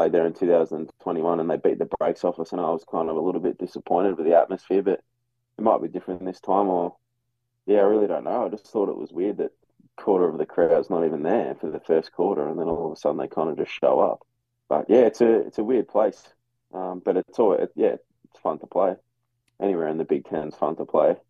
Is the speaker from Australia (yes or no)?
yes; Australia; accent: Australian; now in Iowa, United States